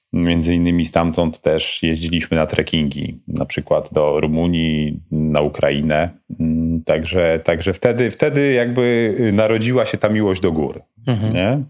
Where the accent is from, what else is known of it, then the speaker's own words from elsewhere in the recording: Mieroszów, Lower Silesian Voivodeship, Poland; also born or lived in Wrocław; Wychowałem się w Mieroszowie, mhm. prawda? Urodziłem się we Wrocławiu, mhm. natomiast y, wychowałem się w Mieroszowie.